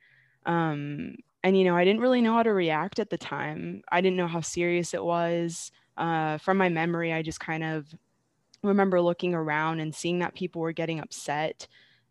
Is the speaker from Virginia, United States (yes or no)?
yes; Stafford, Virginia, United States; moved away as an adult; also born or lived in Arizona; now in Syracuse, United States; I'm originally from Stafford, Virginia. Grew up there and then went to Virginia Tech.